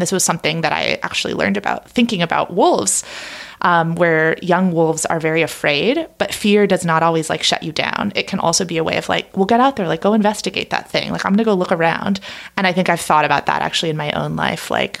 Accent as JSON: {"language": "English", "region": "Oregon", "country": "United States", "tie": "born or raised there", "said": "suddenly this wolf started grabbing headlines, and it was in my home state of Oregon."}